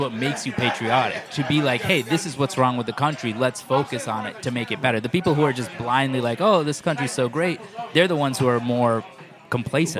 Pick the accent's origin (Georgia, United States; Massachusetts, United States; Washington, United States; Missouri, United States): Massachusetts, United States; Worcester; I grew up in Worcester, Massachusetts